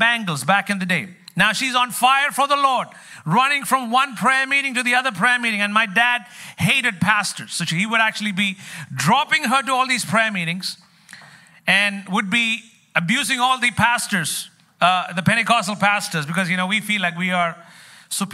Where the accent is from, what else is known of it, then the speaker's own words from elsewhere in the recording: Kerala, India; also born or lived in New York City; now in New York, United States; I come from the land of curry